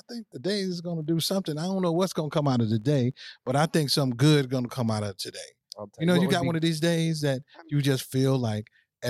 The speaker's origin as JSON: {"language": "English", "town": "St. Louis", "region": "Missouri", "country": "United States", "said": "I'm from St. Louis, Missouri."}